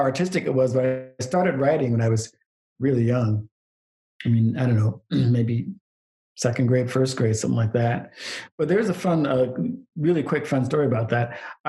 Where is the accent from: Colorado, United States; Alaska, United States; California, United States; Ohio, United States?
Alaska, United States; Anchorage; also born or lived in Queens, New York; So my dad was in the Air Force. So I grew up in Anchorage, Alaska and Queens, New York, which geographically are about as far apart as possible.